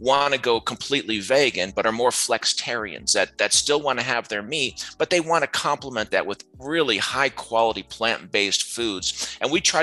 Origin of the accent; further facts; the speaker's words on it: near Rochester, Syracuse, upstate New York, United States; Formative years upstate New York up near Rochester, Syracuse area